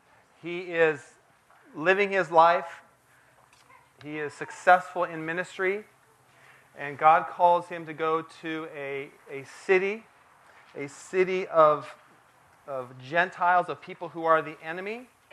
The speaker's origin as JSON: {"language": "English", "town": "Port Townsend", "region": "Washington", "country": "United States", "tie": "born or raised there", "said": "Growing up in Port Townsend, Washington, Port Townsend, Washington is on the Olympic Peninsula in Washington State, surrounded by water. And so I grew up playing in the water"}